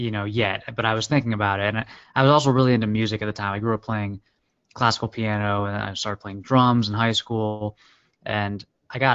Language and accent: English; Maryland DC area, United States; also born or lived in upstate New York; my dad is an IB was an IBMer, and then we moved down to DC when I was very like 4. He was still with IBM, so I grew up in the Maryland DC area